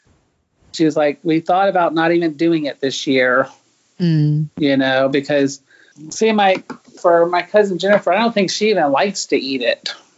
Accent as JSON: {"language": "English", "country": "United States", "tie": "born or raised there", "also_born_or_lived": "Japan", "moved": "as an adult", "said": "my grandparents were born in England. My parents were born in Canada. I was born in the United States."}